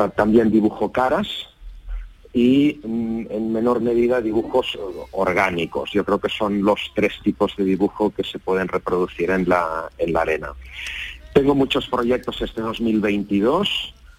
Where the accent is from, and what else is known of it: Barcelona, Catalonia, Spain